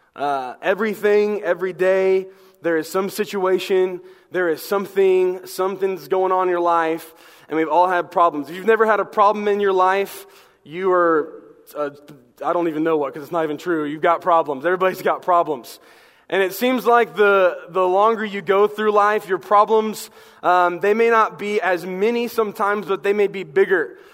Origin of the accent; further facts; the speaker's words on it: the South, United States; I'm from the South